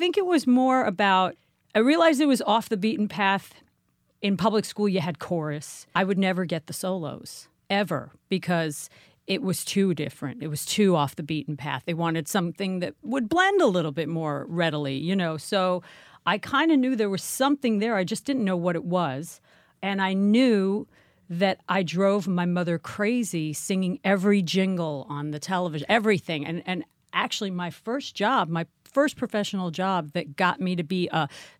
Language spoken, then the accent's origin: English; Manhattan, New York, United States; In Manhattan.